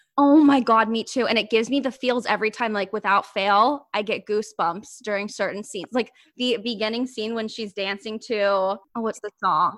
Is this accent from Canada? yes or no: no; Ohio, United States; moved away as an adult; now in New York City, United States; I'm from Ohio